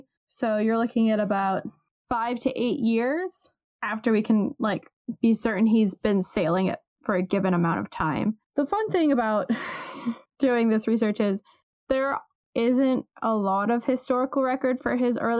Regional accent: Ohio, United States; it's going to show that I'm from Ohio really hardcore

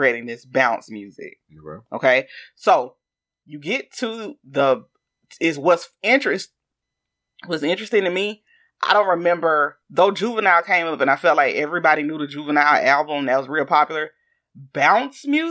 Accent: the South, United States; accent: southern; my southern accent

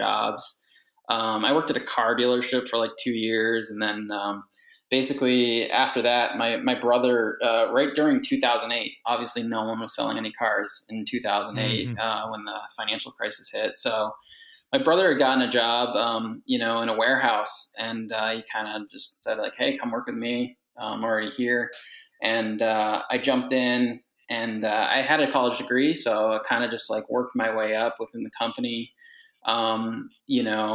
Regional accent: Leominster, Massachusetts, United States; I grew up in Leominster, Massachusetts, lived there basically my whole life

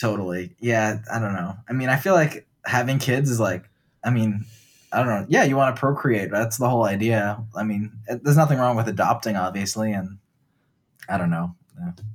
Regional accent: New Jersey, United States; when I was growing up in New Jersey

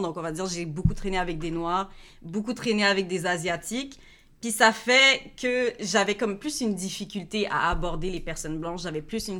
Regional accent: Montreal area, Quebec, Canada; je suis née à Montréal, puis j'ai grandi à Hansik.

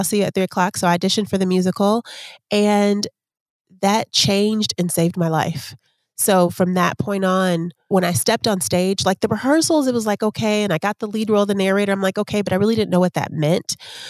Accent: Chicago, Illinois, United States; also born or lived in Atlanta / Texas; Then my mom moved to Texas. So we threw Texas in there. So basically I was raised in Chicago, Atlanta, and Texas.

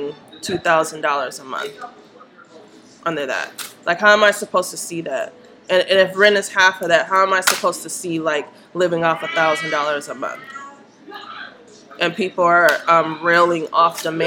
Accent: Minnesota, United States; I grew up in Minnesota

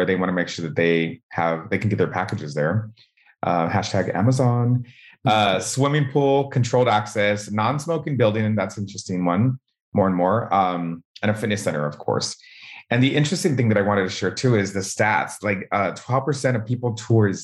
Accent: Southern California, United States; We're from Southern California

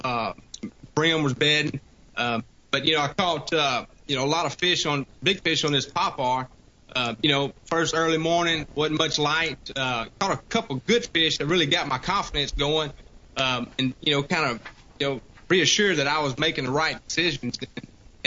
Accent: Louisiana, United States; accent: redneck coon ass; now in Alabama, United States; I'm from Louisiana and I live in Alabama now

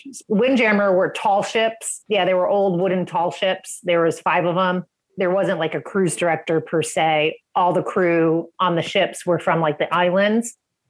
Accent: just outside New York City, northern New Jersey, United States; also born or lived in North Carolina / Ohio / East Coast of Florida; now in Sarasota, United States; Sarasota, Florida. So about an hour south of Tampa on the West Coast. I've been down here about 20 years, originally from just outside of New York City in northern New Jersey. That's where I grew up

